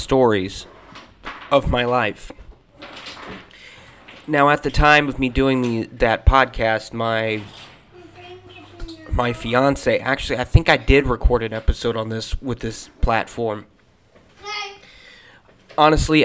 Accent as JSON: {"language": "English", "town": "Springfield", "country": "United States", "tie": "born or raised there", "moved": "yes", "said": "my hometown of Springfield"}